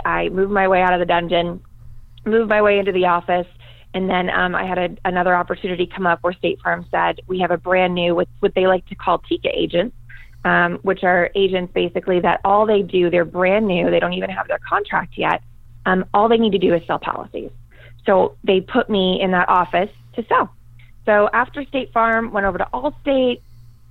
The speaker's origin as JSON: {"language": "English", "town": "Tucson", "region": "Arizona", "country": "United States", "tie": "born or raised there", "also_born_or_lived": "Boston, Massachusetts", "said": "I went to high school here in Tucson, Arizona, and I'm still here. I am originally from Boston, Massachusetts, so not really born and raised in Tucson, but been here for most of my life"}